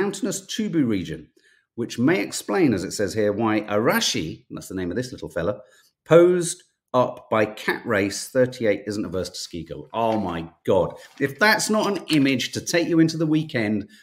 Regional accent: London, United Kingdom; being a Londoner and having driven in London

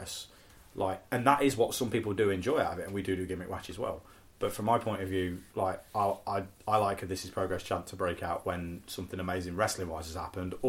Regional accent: near Sheepy Magna, Leicestershire, East Midlands, United Kingdom; there's a village near where I grew up called Sheepy Magna

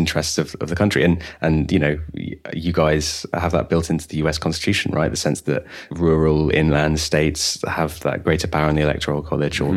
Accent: United Kingdom; as a British person

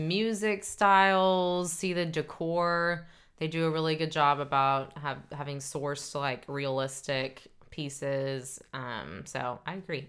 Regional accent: Dallas, Texas, United States; We are a couple from Dallas, Texas, uh, married couple

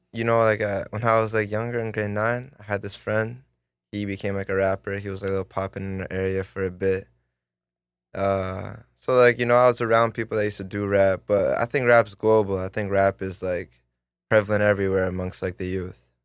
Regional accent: Vaughan, Ontario, Canada; also born or lived in Toronto; that's the kind of Vaughn, Thornhill area. And then, so I lived there to, like, fourteen

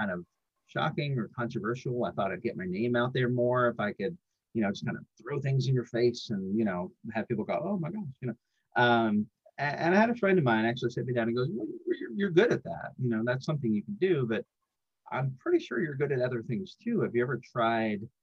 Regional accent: New York, United States; now in Atlanta, United States; I grew up actually up here in New York. I grew up in New York. I moved down south

